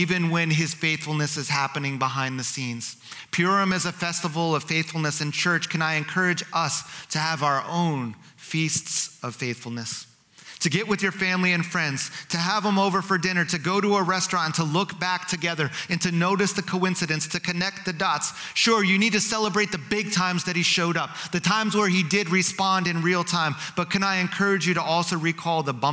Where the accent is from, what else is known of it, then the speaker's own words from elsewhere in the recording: New Jersey, United States; Growing up in New Jersey, outside of New York City, I grew up in a community that was 40% Jewish